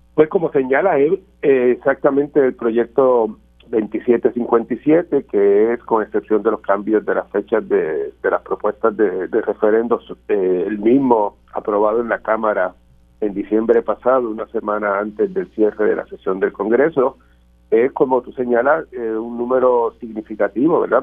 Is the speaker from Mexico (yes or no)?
no; Puerto Rico; como puertorriqueño